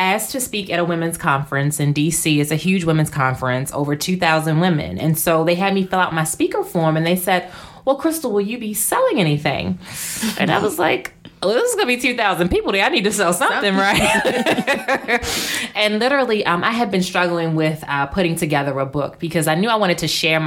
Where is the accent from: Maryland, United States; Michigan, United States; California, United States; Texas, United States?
Maryland, United States; Baltimore; I grew up in Baltimore. Mm-hmm. And growing up in Baltimore, single parent family